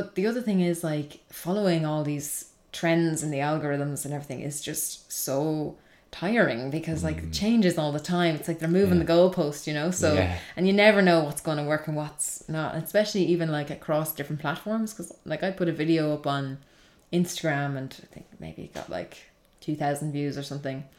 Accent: Kilkenny, Leinster, Ireland; in Kilkenny, it's my hometown

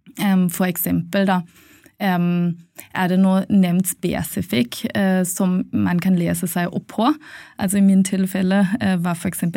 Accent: Germany; Norwegian is a second language; moved away as an adult; also born or lived in Poland; now in Norway; jeg er opprinnelig fra Tyskland og har kommet til Norge i forbindelse med studiene mine.

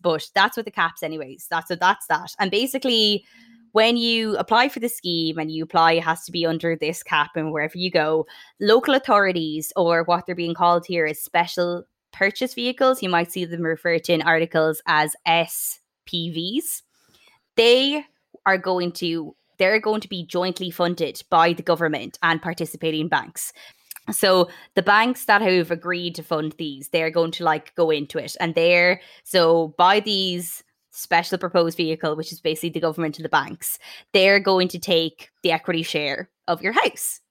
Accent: Sligo, Connacht, Ireland; my home town of Sligo

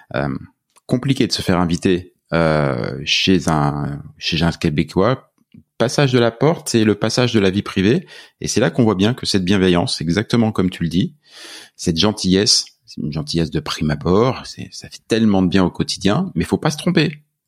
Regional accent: France; accent: French; now in Canada; mon accent français

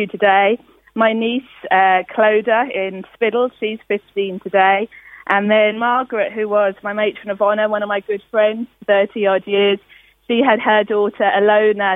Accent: Wembley, London, United Kingdom; moved away; we grew up in Wembley

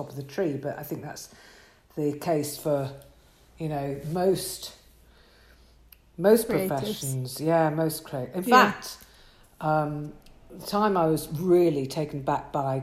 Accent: London, United Kingdom; also born or lived in Manchester; I've done Manchester, but I'm a Londoner

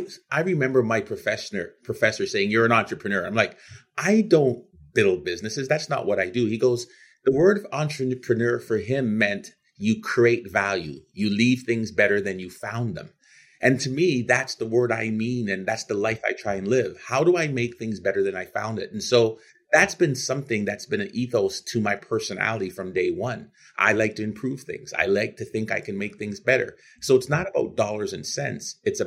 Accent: Canada; also born or lived in Guyana; Yeah, I was born in Guyana, South America, and like many Caribbeaners, my family emigrated to Canada. I grew up a gym rat, a jock, played every sport imaginable, athlete of the year of my high school

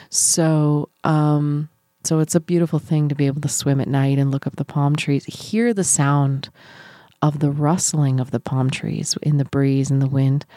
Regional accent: New Brunswick, Canada; moved away; we had a community pool in my hometown in New Brunswick

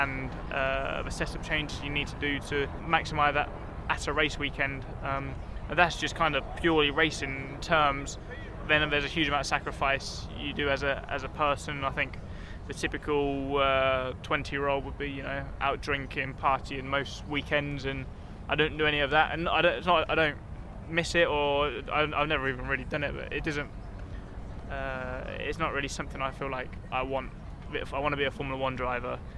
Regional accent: United Kingdom; being British

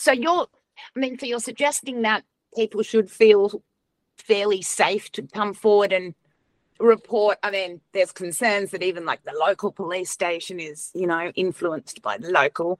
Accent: South Africa; now in Australia; I was born in South Africa.

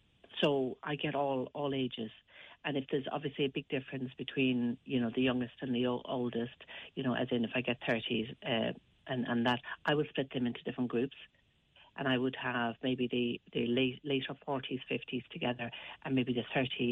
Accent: Westport, Connacht, Ireland; I'm from Westport myself in County Mayo, and I started it up in 2015 because I saw the need for something for single people, especially in the country, more rural areas of Ireland.

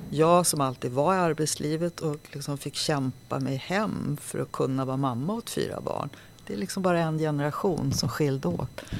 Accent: Sollefteå, Västernorrland County, Sweden; born there; Så jag är född uppe i Sollefteå på en ungdomsvårdsskola som pappa jobbade i.

